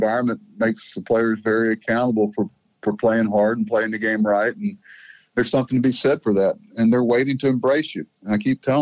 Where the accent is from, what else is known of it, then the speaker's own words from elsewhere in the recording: Florida, United States; moved away; also born or lived in Mississippi; I was from Florida